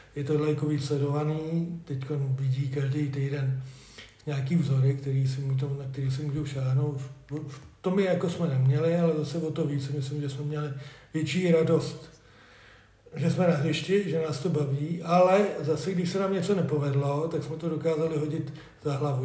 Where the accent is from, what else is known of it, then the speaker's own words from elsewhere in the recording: Kladno, Central Bohemian Region, Czechia; moved away as an adult; now in Družec, Czechia; já jsem rodilý Kladeňák, jak bylo řečený, ale v roce 2000 jsem se přestěhoval do družce